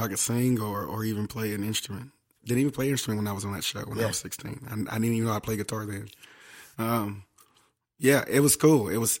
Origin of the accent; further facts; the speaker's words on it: Memphis, Tennessee, United States; I was raised on, you know, it's bluesy over there in Memphis, you know.